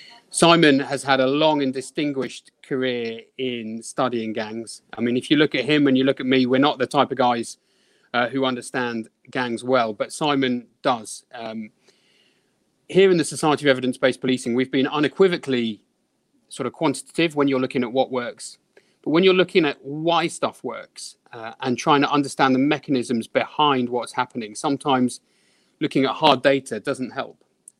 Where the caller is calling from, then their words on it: Sutton, London, United Kingdom; I'm speaking from Sutton in the south of London at the moment, near to Croydon.